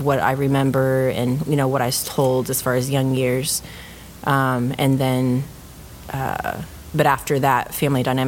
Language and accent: English; Hanford, California, United States; also born or lived in Maryland / Hawaii; now in Oklahoma, United States; I grew up in California.